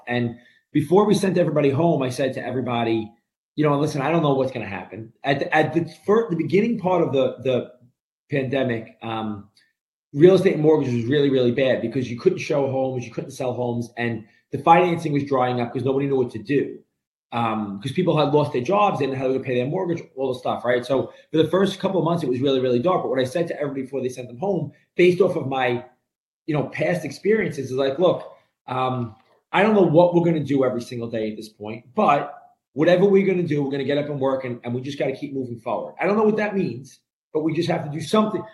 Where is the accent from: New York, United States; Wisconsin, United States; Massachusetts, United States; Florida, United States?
New York, United States; New York City; moved away as an adult; now in New Jersey, United States; grew up in a, a an Italian Brooklyn neighborhood